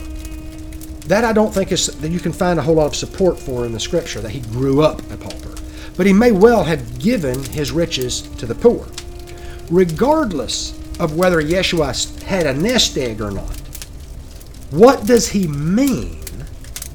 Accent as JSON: {"language": "English", "region": "Georgia", "country": "United States", "said": "I'm from Georgia"}